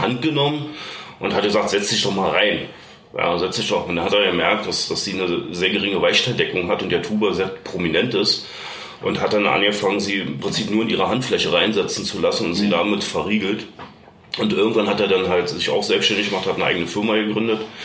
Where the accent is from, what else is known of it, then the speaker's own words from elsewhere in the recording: Berlin, Germany; moved away as an adult; now in Bavaria, Germany; ich bin ja eigentlich geboren in Berlin, bin jetzt auch schon seit über 20 Jahren glücklich in Bayern